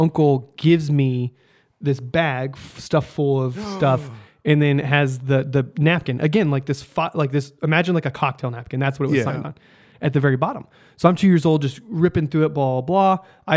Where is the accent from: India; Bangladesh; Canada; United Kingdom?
United Kingdom; I'm British